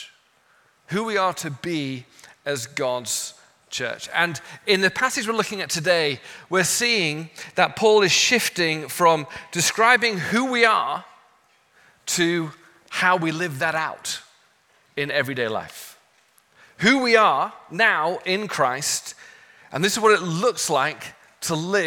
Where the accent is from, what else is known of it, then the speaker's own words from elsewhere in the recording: England, United Kingdom; moved away as an adult; now in Los Angeles, United States; And I'm from England, my wife is Australian.